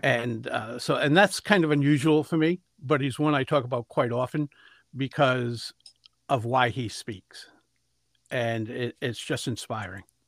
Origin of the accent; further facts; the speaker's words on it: Providence, Rhode Island, United States; I grew up in Providence, the capital of Rhode Island, and great place to grow up.